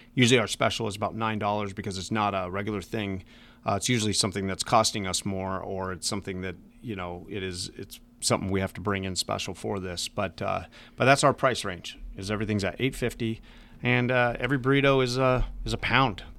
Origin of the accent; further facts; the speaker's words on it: Las Vegas, Nevada, United States; moved away; I grew up in Las Vegas